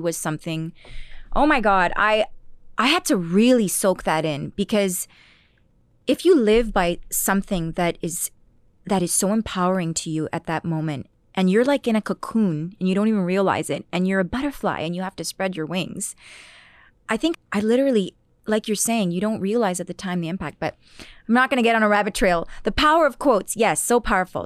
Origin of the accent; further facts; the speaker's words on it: Ottawa, Ontario, Canada; moved away as an adult; now in Toronto, Canada; I had just come to Toronto 'cause I'm originally from Ottawa.